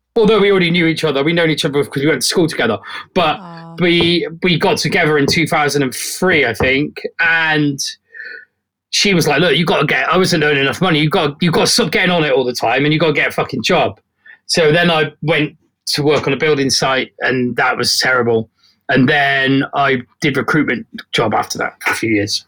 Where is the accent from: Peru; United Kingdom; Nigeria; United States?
United Kingdom; South West England; It's the town where I'm from. It's like a little market town.